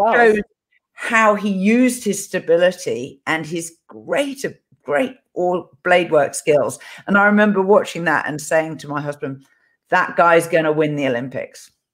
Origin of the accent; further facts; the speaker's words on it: England, United Kingdom; this is me being English